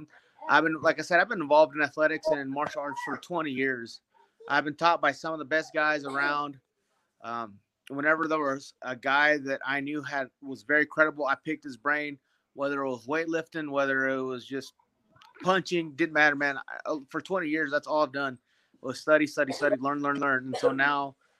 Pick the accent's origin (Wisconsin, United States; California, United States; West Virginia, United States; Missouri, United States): Missouri, United States; Kansas City; moved away as an adult; also born or lived in Veracruz, Mexico / Laramie, Wyoming; now in Parker, United States; I am from Puerto de Veracruz, Mexico. I moved here I moved to the United States when I was 3 years old. I lived in Kansas City for the biggest chunk of my years